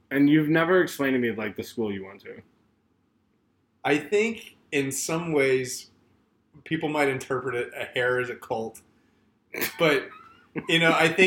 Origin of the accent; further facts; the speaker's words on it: Texas, United States; also born or lived in Salt Lake City, Utah; now in Arizona, United States; You know, I grew up in Texas. So we learned Spanish as our secondary language.